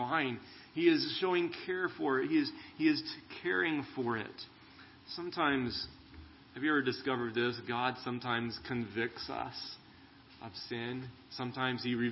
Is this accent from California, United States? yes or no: yes; California, United States; now in Arizona, United States; I grew up in California